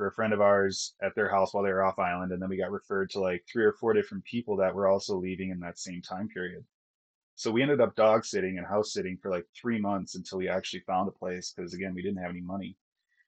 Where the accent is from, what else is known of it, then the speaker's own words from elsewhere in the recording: Minnesota, United States; accent: Minnesota; moved away as an adult; growing up in Minnesota, I can turn on that accent pretty quick